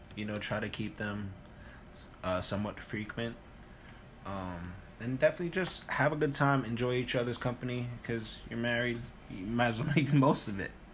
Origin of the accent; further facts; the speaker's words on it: New York City, New York, United States; we're from New York